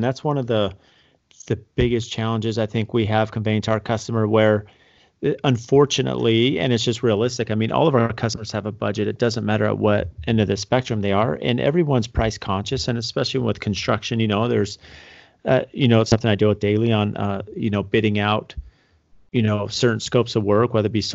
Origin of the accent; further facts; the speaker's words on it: San Diego, California, United States; I grew up in San Diego